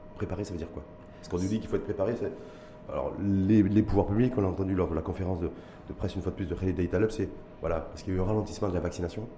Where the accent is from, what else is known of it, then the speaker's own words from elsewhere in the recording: Morocco; nous chez nous au Maroc